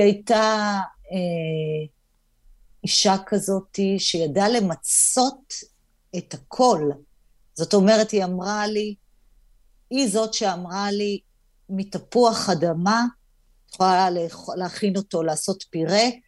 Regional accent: Hadera, Haifa District, Israel; גדלתי בחדרה

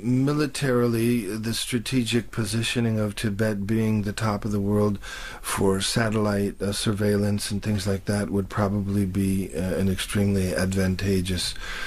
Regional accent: Detroit, Michigan, United States; in Detroit, everybody had come out of the Deep South to work in the steel mills. And so in my neighborhood, it was all Delta people from the Deep South.

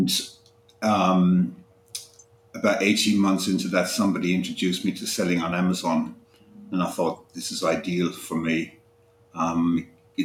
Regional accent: Ireland; moved away as an adult; also born or lived in United Kingdom; now in Alicante, Spain; I'm originally Irish, and I spent the first half of my life living there, and then I moved to the UK and spent quite a few years there.

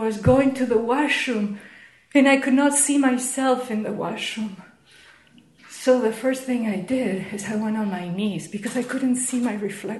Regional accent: New York, United States; now in Toronto, Canada; I came from New York to Toronto. New York, Toronto.

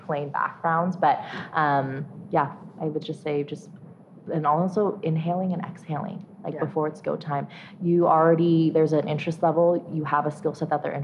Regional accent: San Francisco, California, United States; I went to UC San Diego, born and raised in San Francisco. I'm first generation American

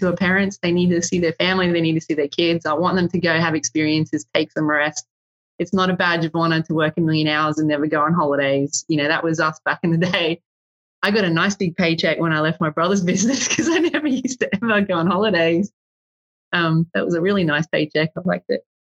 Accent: Australia; I'm Australian

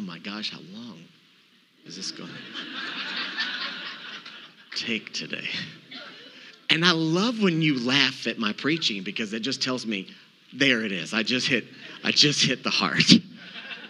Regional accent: Texas, United States; I'm from Texas.

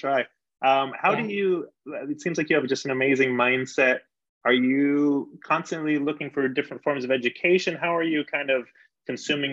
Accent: San Diego, California, United States; now in Denver, United States; I was born in Denver, but I grew up in San Diego

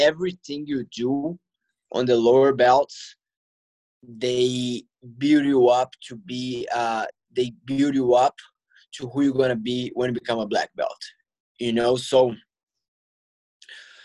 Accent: Belo Horizonte, Minas Gerais, Brazil; Belo Horizonte, my hometown

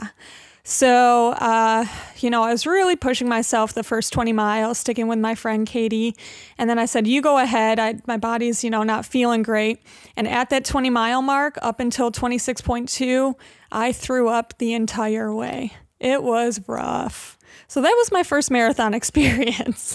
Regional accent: Hamlin, New York, United States; also born or lived in Buffalo; now in Rochester, United States; I grew up in Hamlin, uh, in Brockport

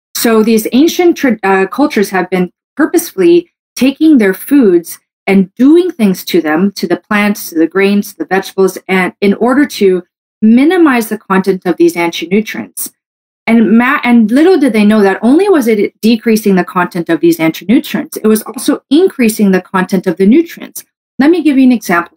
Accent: Canada; I'm a Canadian medical doctor

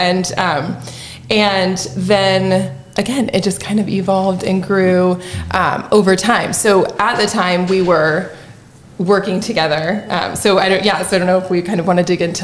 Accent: San Luis Obispo, California, United States; moved away as an adult; now in Southern Illinois, United States; I'm from San Luis Obispo, and I moved here 12 years ago

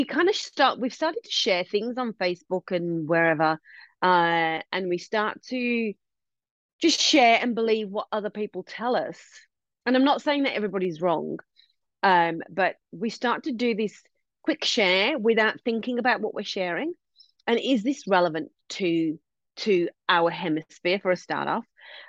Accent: India; now in Western Australia, Australia; as Indian people, we have our own terms for them as well

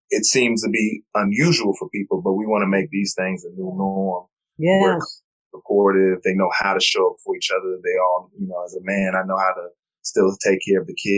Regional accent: New York, United States; now in North Carolina, United States; I'm originally from New York, but I moved to North Carolina.

